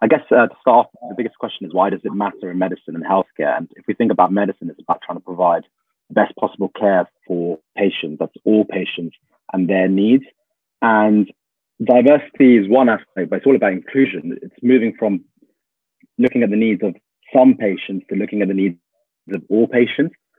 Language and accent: English; United Kingdom; I'm a British Tamil individual